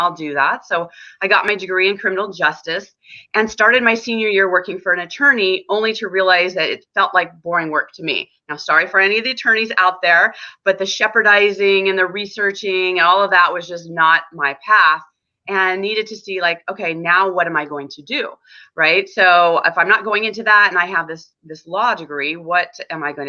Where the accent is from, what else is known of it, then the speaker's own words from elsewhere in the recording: San Diego, California, United States; I was born and raised in San Diego, California